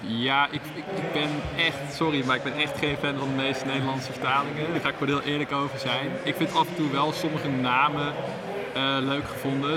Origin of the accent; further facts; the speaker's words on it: Netherlands; wij toch als Nederlanders onze eigen taal